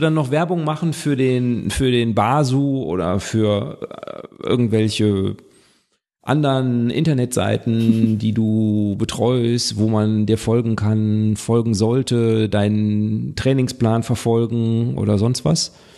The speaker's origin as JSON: {"language": "German", "town": "Witten", "region": "North Rhine-Westphalia", "country": "Germany", "tie": "born or raised there", "said": "weil ich bin ja aus dem Ruhrgebiet"}